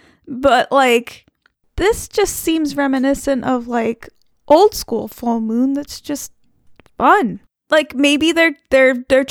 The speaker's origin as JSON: {"language": "English", "region": "New York", "country": "United States", "tie": "born or raised there", "said": "I grew up in New York State"}